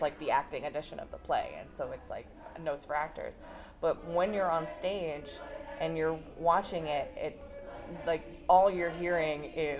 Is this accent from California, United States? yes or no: yes; Los Angeles, California, United States; first language English; moved away; also born or lived in Netherlands; I know some curse words in Spanish, but that's because I grew up in Los Angeles. Most of the time I can't confidently watch something in a language that isn't my mother tongue.